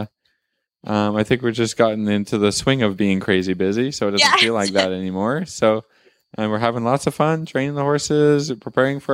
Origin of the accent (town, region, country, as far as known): Canada